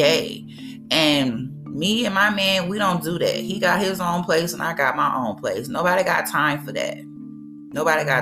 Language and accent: English; Mississippi, United States; my home state of Mississippi